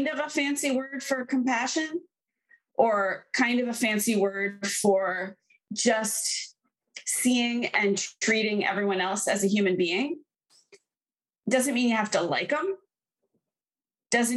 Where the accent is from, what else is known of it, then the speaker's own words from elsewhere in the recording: Boston, Massachusetts, United States; now in Brooklyn, United States; I live in Brooklyn, but I'm from Boston